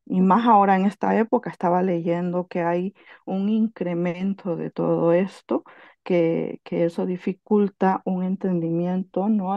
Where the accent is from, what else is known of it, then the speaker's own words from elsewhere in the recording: Honduras; now in Catalonia, Spain; soy hondureña